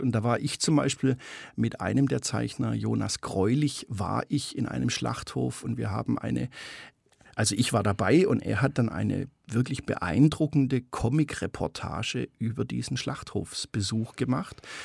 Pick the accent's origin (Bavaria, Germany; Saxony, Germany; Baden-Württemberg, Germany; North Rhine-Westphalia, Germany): Baden-Württemberg, Germany; Stuttgart; Ich bin ein ganz normales Mittelschichts-Stuttgarter äh, Speckgürtelkind